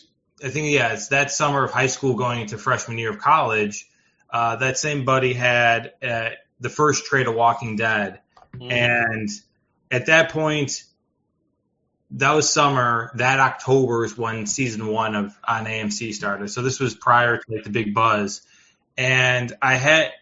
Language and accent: English; Chicago, Illinois, United States; I'm from originally Chicago South Suburbs, so roughly around the Chicago area.